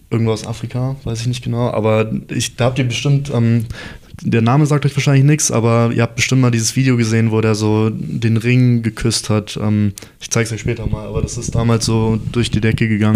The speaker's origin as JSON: {"language": "German", "town": "Munich", "region": "Bavaria", "country": "Germany", "tie": "born or raised there", "also_born_or_lived": "Heidelberg", "said": "dann sind, sind wir nach München gezogen"}